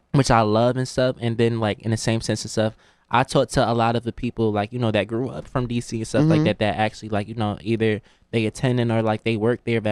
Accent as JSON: {"language": "English", "town": "New Haven", "region": "Connecticut", "country": "United States", "also_born_or_lived": "Washington, D.C.", "moved": "as an adult", "said": "I'm coming from New Haven, Connecticut"}